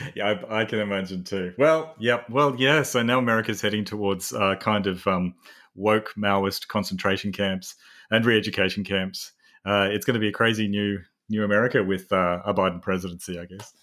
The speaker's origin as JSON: {"language": "English", "country": "Australia", "said": "a psychologist from Australia"}